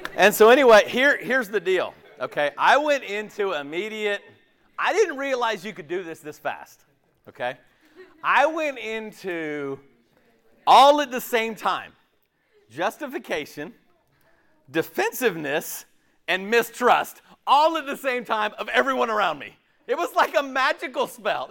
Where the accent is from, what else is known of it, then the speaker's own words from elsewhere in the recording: West Coast, United States; moved away as an adult; also born or lived in Tallahassee, Florida; now in Clemson, United States; I grew up on the West Coast.